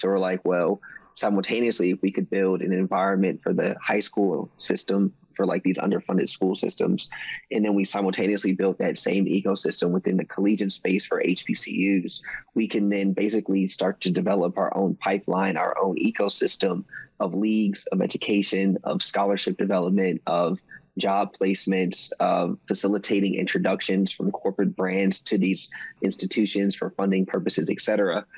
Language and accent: English; Maryland, United States; also born or lived in South Carolina; I was born in South Carolina. I was raised in Maryland.